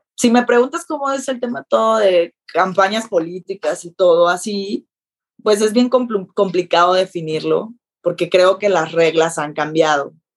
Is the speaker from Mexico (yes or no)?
yes; Sinaloa, Mexico; moved away as an adult; now in Mexico City, Mexico; yo que soy sinaloense